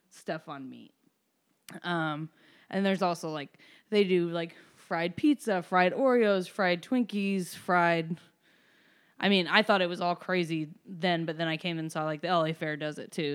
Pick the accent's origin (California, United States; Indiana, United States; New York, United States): Indiana, United States; Evansville; moved away as an adult; I'm from Evansville, Indiana